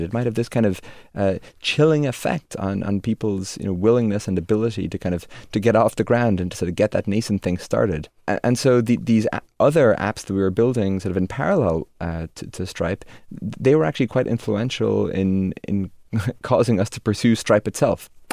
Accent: Dromineer, Munster, Ireland; moved away; also born or lived in Limerick, Ireland; when I was five or six, Dad decided to, to buy this, uh, very tiny hotel by the shores of Lochderg in Ireland, uh, in the village of Drummondir

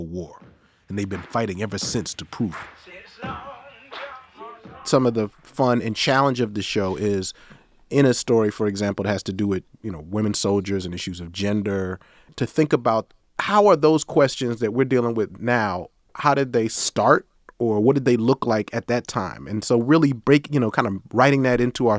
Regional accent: New York, United States; moved away as an adult; also born or lived in Clemson, South Carolina; I was born in New York City, and then I lived in upstate New York for a long time

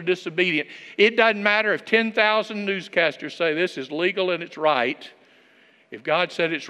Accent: Alabama, United States; now in Broken Arrow, United States; I'm from Alabama

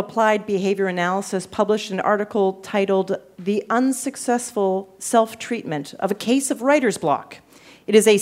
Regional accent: Canada; I'm from Canada. I'm from Canada

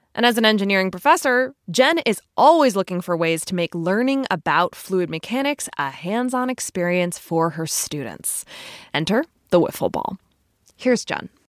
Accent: Connecticut, United States; my home state of Connecticut

